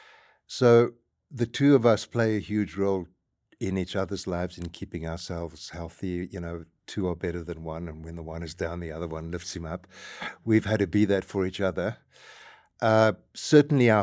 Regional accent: South Africa; moved away as an adult; we are South African, my wife and I, born and raised and spent most of our life there

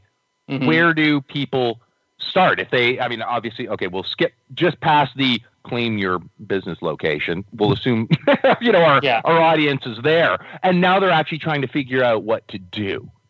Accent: Victoria, British Columbia, Canada; I'm from Victoria.

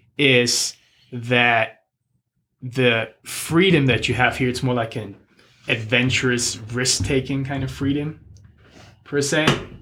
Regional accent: Germany; I mean, the way I grew up, like I grew up just around sports, like doing sports my whole life pretty much.

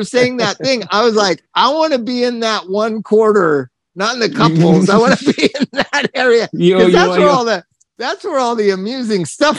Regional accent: Palm Springs, California, United States; That's what growing up in Palm Springs does to you.

